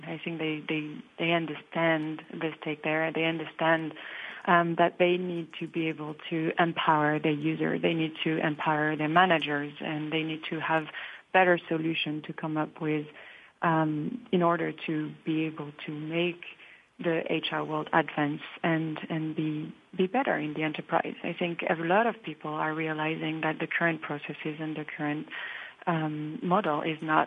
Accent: Bordeaux, Nouvelle-Aquitaine, France; English is a second language; moved away; And more than French, I'm from Bordeaux.

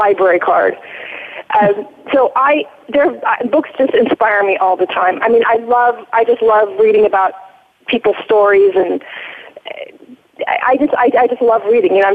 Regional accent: United States; also born or lived in Iran / Newport Beach, California; I was raised in America

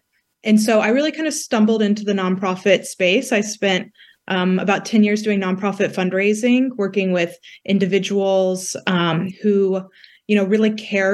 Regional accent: West Texas, United States; moved away as an adult; now in Washington, DC, United States; I grew up in West Texas.

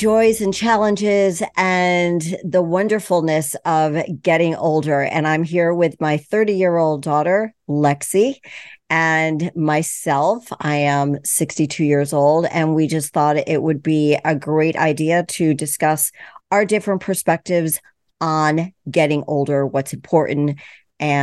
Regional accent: East Coast, United States; I'm from the East Coast

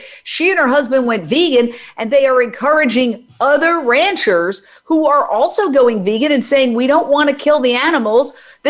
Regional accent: New York City, New York, United States; now in Los Angeles, United States; I'm here in Los Angeles as a journalist and author, born and raised in Midtown Manhattan.

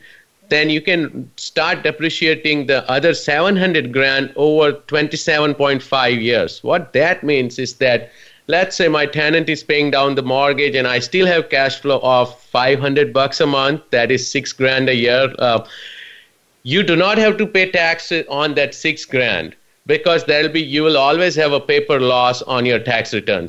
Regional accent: India; moved away as an adult; now in United States; I immigrated from India about 19 years ago. I'm proud to call myself US citizen now

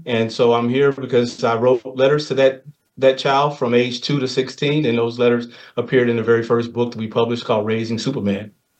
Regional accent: Gary, Indiana, United States; I grew up in Gary, Indiana.

